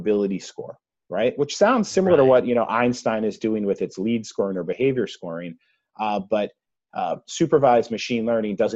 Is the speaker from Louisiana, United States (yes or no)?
no; Massachusetts, United States; accent: Massachusetts; my Massachusetts accent